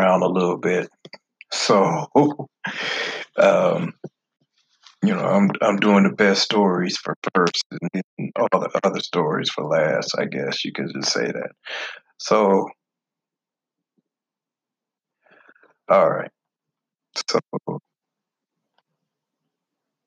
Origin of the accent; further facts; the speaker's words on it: the North, United States; moved away; I'm from the North.